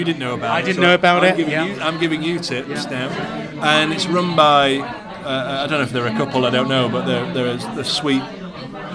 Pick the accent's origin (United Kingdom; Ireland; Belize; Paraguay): United Kingdom; I'm a Brit